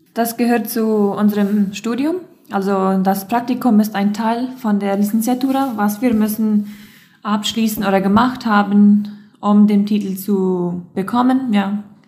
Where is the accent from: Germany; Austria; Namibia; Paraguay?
Paraguay; Loma Plata, Boquerón; ich komme aus Loma Plata